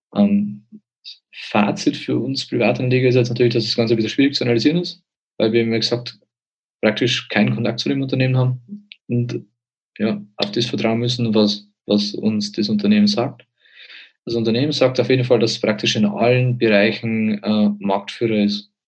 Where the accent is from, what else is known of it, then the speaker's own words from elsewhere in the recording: Bavaria, Germany; bei uns in Bayern